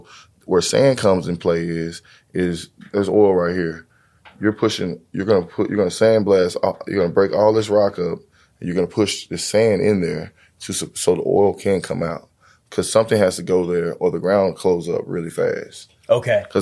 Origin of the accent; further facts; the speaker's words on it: Fort Worth, Texas, United States; I'm from um, Fort Worth, Texas. Fort uh, Worth, uh, DFW.